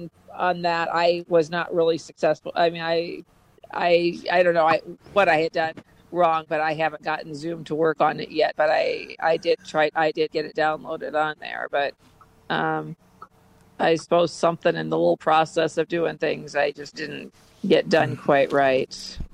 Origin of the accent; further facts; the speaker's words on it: Iowa, United States; now in Topeka, United States; No, I came from Iowa, but I'm in Topeka.